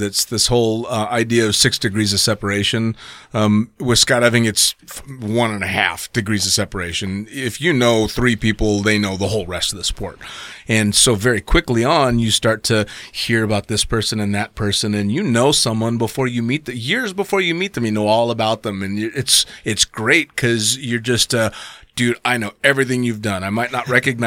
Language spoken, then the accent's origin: English; California, United States; I'm just from California